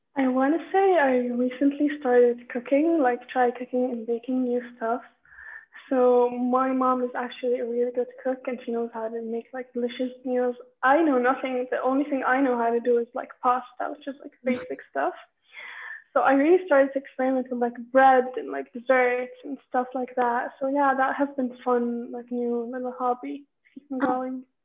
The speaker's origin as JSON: {"language": "English", "town": "Amman", "region": "Amman Governorate", "country": "Jordan", "said": "I'm from Amman, Jordan"}